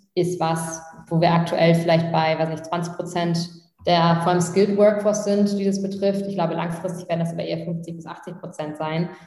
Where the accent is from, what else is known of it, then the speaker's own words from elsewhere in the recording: Tastrup, Schleswig-Holstein, Germany; Tastrup heißt das. Das sind so 400, 500 Einwohner. Ähm, das ist so fünf Kilometer vor Flensburg. Und ähm, genau, wir sind wirklich so zusammen in die Krabbelgruppe, Kindergarten